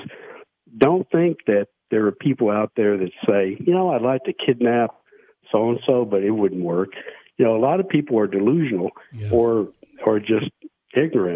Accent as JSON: {"language": "English", "town": "Nashville", "region": "Tennessee", "country": "United States", "tie": "born or raised there", "said": "I grew up in Nashville"}